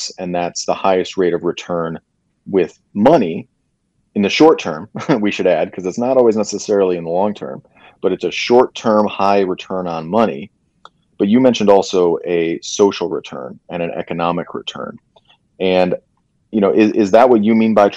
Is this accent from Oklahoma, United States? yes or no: no; Michigan, United States; moved away; I'm originally from Michigan